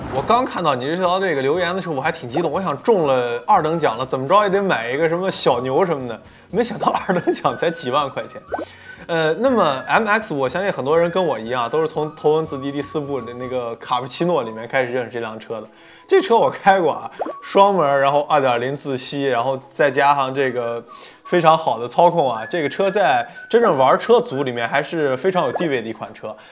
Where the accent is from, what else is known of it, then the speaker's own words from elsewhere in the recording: Northwest China, China; moved away; 我老家西北那一块儿